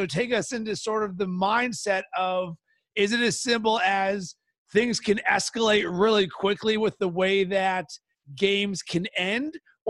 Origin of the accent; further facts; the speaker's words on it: Pittsburgh, Pennsylvania, United States; now in Chicago, United States; I'm from Pittsburgh and I live in Chicago.